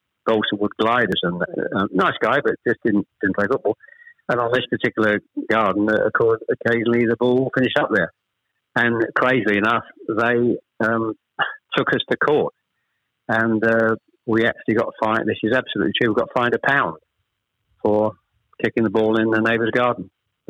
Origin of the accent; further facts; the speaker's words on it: Chelmsford, East of England, United Kingdom; also born or lived in Ashton-under-Lyne / Manchester; We actually moved south to Chelmsford when I was probably, I was the eldest of three, when I was probably about seven or eight